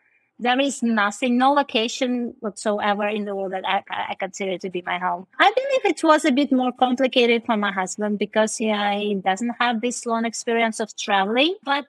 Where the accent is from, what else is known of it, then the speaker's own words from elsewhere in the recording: India; English is a second language; also born or lived in Russia; when I say I was born in Russia, but I moved to India when I was 9 years old, and I grew up there, like, well, I can't say I'm an Indian, right?